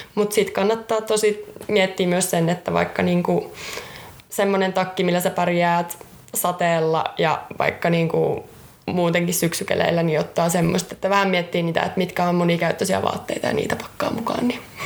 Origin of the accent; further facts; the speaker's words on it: Jyväskylä, Central Finland, Finland; Oon ihan alun perin Jyväskylästä